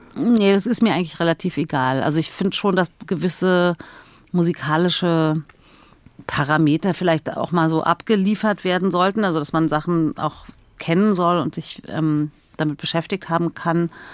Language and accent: German; Berlin, Germany; ich bin ja in Berlin groß geworden mit zwei Schwestern und mit meiner Mutter